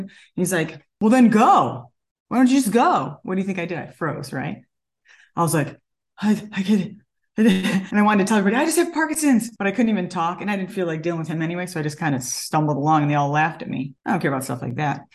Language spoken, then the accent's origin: English; Elmira, New York, United States; now in California, United States; I grew up upstate New York in a very small town